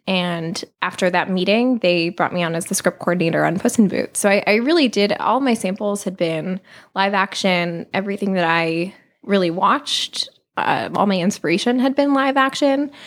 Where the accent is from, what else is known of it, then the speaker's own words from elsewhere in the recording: New Hope, Pennsylvania, United States; moved away as an adult; now in Los Angeles, United States; I am from New Hope, Pennsylvania, which is a small town outside of Philadelphia